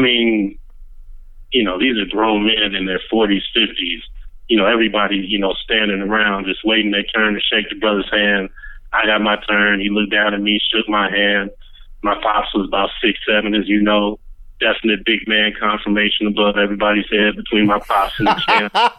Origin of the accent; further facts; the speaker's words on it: Los Angeles, California, United States; I hail from South Central